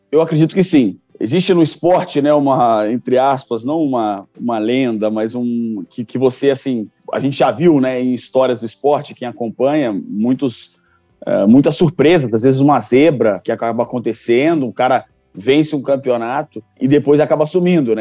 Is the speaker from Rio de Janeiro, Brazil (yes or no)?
yes; Rio de Janeiro, Brazil; o Maracanãzinho, né, um templo do esporte, onde eu nasci, que assisti muitos jogos ali dentro do Maracanãzinho